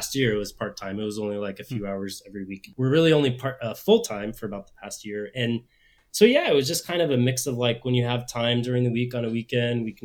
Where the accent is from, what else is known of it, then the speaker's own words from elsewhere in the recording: Phoenix, Arizona, United States; moved away as an adult; also born or lived in Chicago; We're originally from Phoenix, but we were in Chicago at the time